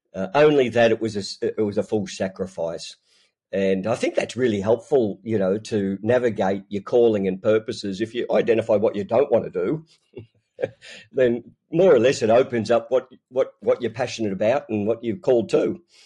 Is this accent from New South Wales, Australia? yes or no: yes; Newcastle, New South Wales, Australia; I'm, um, born and bred in Newcastle, Australia